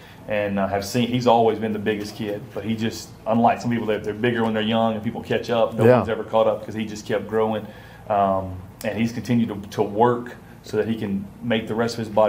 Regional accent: Mississippi, United States; moved away as an adult; now in Louisiana, United States; Made my way to Louisiana from there, yeah. Originally from Mississippi

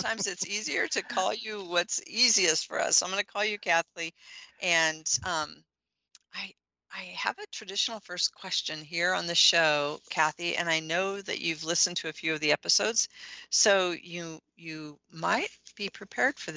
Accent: Midwest, United States; I'm from the Midwest

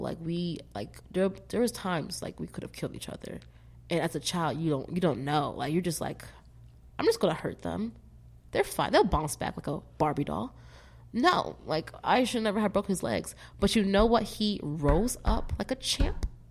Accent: Philadelphia, Pennsylvania, United States; moved away; also born or lived in Vermont; Born in West Philadelphia, born and raised.

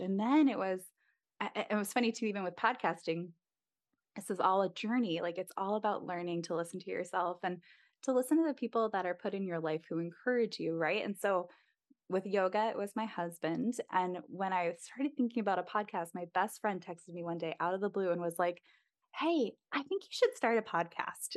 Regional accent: East Coast, United States; moved away as an adult; also born or lived in Midwest; we're both from the East Coast originally

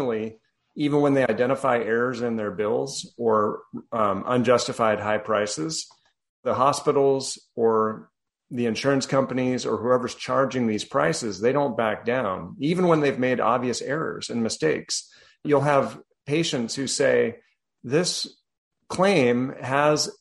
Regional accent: Colorado, United States; also born or lived in New Jersey; now in Texas, United States; I'm originally from Colorado

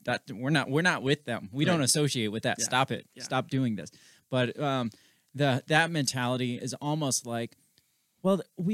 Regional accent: Brooklyn, New York, United States; I'm from Brooklyn.

